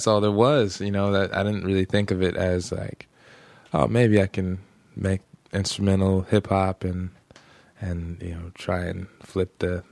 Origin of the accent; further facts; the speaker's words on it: the Valley, Southern California, United States; I grew up in the Valley. Most of my time spent out there.